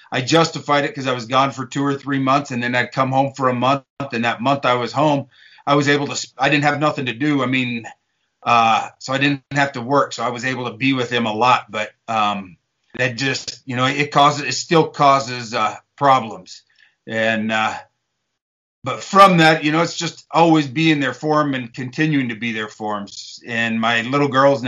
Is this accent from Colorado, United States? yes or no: yes; Eastern Colorado, United States; I grew up in Eastern Colorado, mainly cowboying, doing a little bit of farming